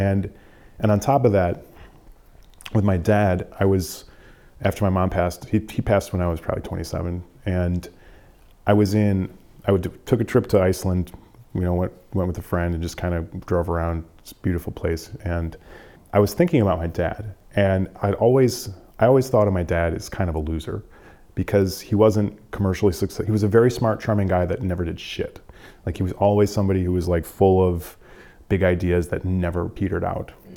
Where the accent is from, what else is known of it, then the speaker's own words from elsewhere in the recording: Wisconsin, United States; moved away as an adult; now in Detroit, United States; growing up in Wisconsin, um, you you are just pumped full of pride